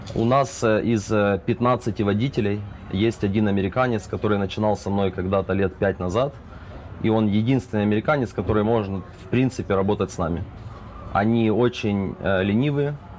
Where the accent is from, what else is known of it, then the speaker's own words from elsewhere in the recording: Zaporizhzhia, Zaporizhzhia Oblast, Ukraine; now in United States; мы из Украины, Запорожья, мы все здесь живем